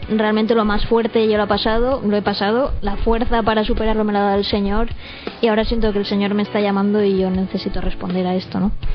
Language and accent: Spanish; Valencia, Valencian Community, Spain; now in San Mateo, Spain; soy de Valencia